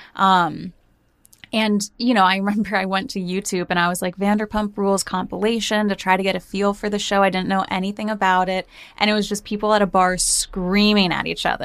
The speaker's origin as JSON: {"language": "English", "region": "New Jersey", "country": "United States", "tie": "born or raised there", "said": "growing up in Jersey"}